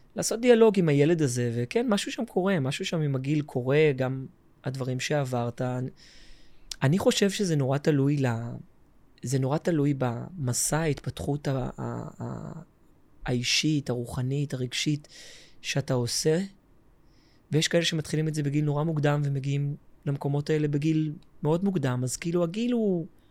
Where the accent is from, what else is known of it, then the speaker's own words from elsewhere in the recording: Tel Aviv, Tel Aviv District, Israel; also born or lived in Jerusalem; גדלתי בתל אביב